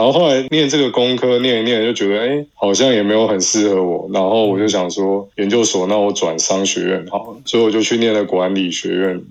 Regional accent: Mingjian, Nantou County, Taiwan; 我们民间乡

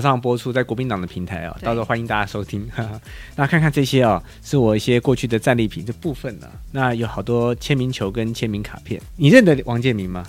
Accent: Taiwan; 我小时候在台湾有看过，它叫做 Adam West

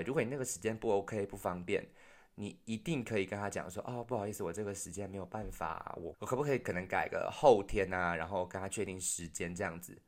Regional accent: Taiwan; moved away; 我们自己台湾也有自己内部的问题

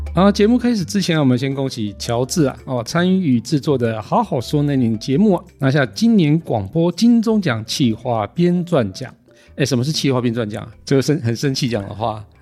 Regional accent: Yilan County, Taiwan; 我们宜兰人也可以讲

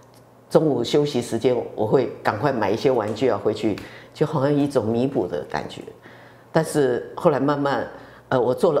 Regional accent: Tainan, Taiwan; first language Mandarin; 我们从小在眷村长大的，

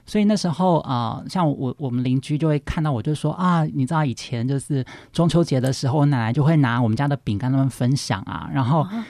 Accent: Taipei, Taiwan; 我们家是在，呃，士林 土生土长的，所以我们家一直是一直卖的，其实都是本地人的生意

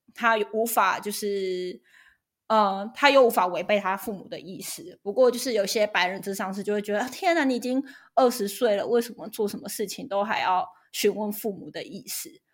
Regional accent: Taiwan; moved away as an adult; now in United States; 我来自台湾

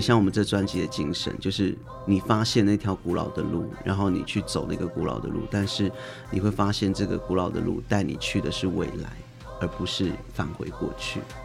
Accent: Taiwan; 就是不论我去到何方何地，然后我都是来自于这边的德鲁古的小孩

